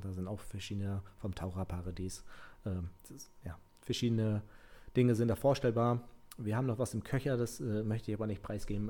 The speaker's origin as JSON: {"language": "German", "region": "Mecklenburg-Vorpommern", "country": "Germany", "said": "bei uns in Mecklenburg-Vorpommern"}